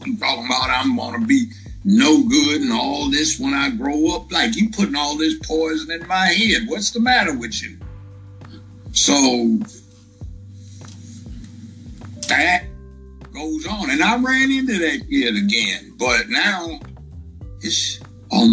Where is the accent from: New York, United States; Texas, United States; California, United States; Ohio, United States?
California, United States; Los Angeles; moved away as an adult; now in Memphis, United States; I was from Los Angeles